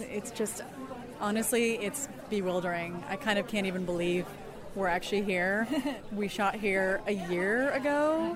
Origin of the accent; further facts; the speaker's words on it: Colorado, United States; now in California, United States; I'm originally from Colorado